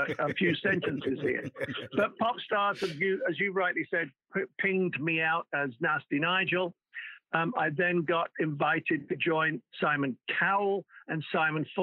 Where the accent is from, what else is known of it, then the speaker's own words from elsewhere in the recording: Wallasey, North West England, United Kingdom; moved away as an adult; also born or lived in Liverpool; now in Los Angeles, United States; I'm called a plastic Scouser because I'm not a real Scouser. I come from the other side of the water. Well, in Wallasey